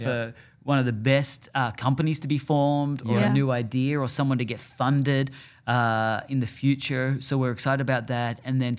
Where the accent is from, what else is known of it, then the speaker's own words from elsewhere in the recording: Australia; moved away; Yeah, I'm from Australia. I'm from warm climates.